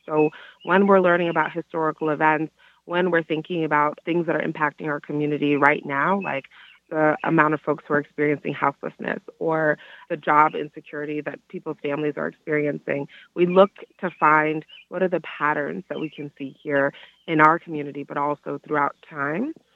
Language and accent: English; Miami, Florida, United States; moved away as an adult; now in Washtenaw County, Michigan, United States; the community that I grew up in in Miami